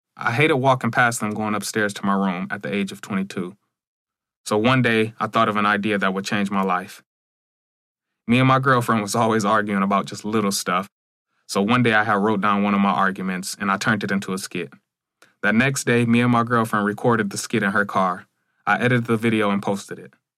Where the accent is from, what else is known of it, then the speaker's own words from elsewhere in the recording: Battle Creek, Michigan, United States; I'm from Battle Creek, Michigan. I'm the only YouTuber in my city